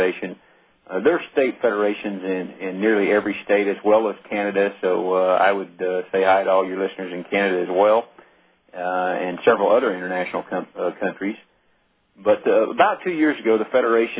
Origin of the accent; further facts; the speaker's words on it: Ponca City, Oklahoma, United States; that is my hometown, and I've lived here since 1970, and it's a great bunch of people here in Ponca